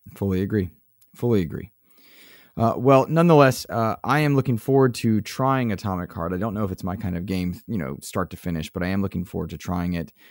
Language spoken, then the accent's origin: English; United States; for being American